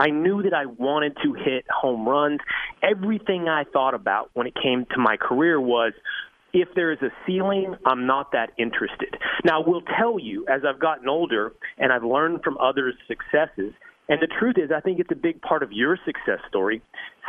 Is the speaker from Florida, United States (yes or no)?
no; Sherman, Texas, United States; moved away as an adult; also born or lived in Malibu, California / Montana / New York City; an 18-year-old moving from Sherman, Texas to Southern California